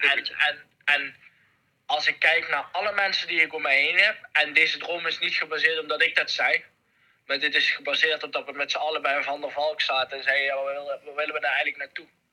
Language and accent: Dutch; Netherlands; als Nederlander